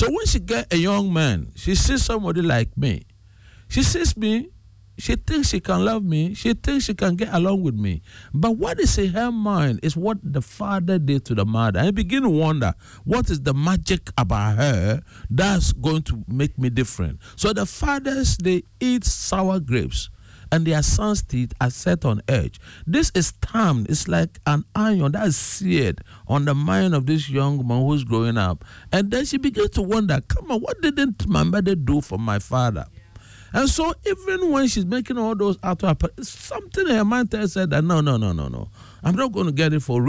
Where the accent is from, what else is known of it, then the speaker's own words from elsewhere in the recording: Ghana; growing up as a Ghanaian